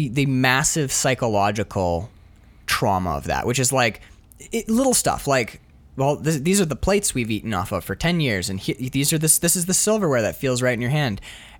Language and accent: English; New York City, New York, United States; which is like, I grew up in Harlem, man.